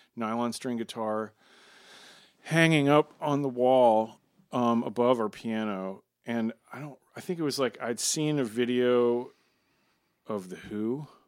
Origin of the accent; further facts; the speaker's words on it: Maryland, United States; we grew up in Maryland, outside of D.C in the suburbs